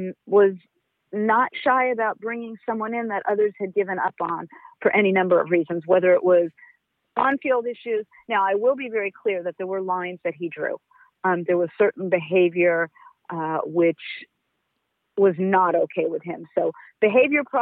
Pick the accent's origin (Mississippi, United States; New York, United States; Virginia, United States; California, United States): California, United States; Los Angeles; also born or lived in Berkeley; I grew up in Los Angeles